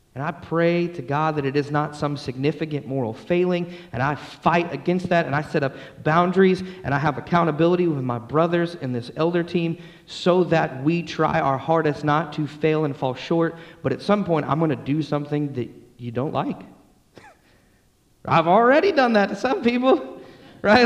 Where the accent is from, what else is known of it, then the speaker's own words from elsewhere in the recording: Atlanta, Georgia, United States; I grew up in Atlanta, Georgia